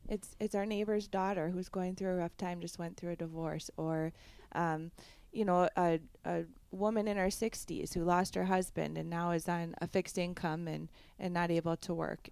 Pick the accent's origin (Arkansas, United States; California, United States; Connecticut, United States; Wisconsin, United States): Wisconsin, United States; Barron County; also born or lived in Chippewa Valley, Wisconsin; I grew up in Barron County